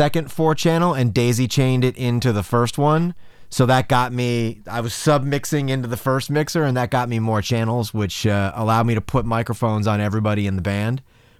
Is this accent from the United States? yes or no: yes; Downers Grove, Illinois, United States; also born or lived in Quincy, Illinois; I grew up in the suburbs of Chicago. I was born in Quincy, Illinois, actually. So downstate, kind of near St. Louis. Really small town.